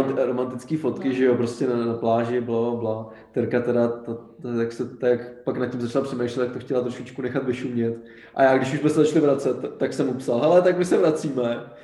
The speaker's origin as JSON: {"language": "Czech", "country": "Czechia", "said": "my jsme z České republiky"}